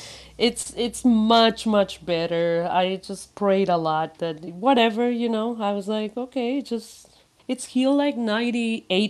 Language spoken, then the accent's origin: English; Mexico; moved away; I was born in Mexico